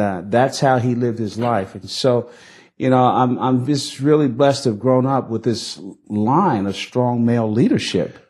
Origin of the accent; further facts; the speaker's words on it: Newark, New Jersey, United States; We grew up in Newark, New Jersey in a multi-ethnic working class community